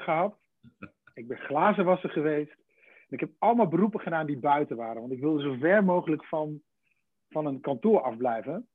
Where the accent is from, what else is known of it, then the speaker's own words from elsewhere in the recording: between Deventer and Zwolle, Overijssel, Netherlands; tussen, tussen Deventer en Zwolle in. In, in de Gouden Driehoek. Nee, daar, daar, tussenin. Nee, daar kom ik vandaan. Dan ben ik geboren en getogen.